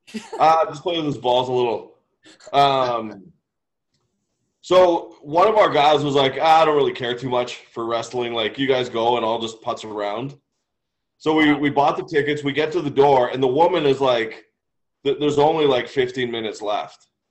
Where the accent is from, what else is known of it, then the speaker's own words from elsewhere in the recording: Canada; we're, we're from Canada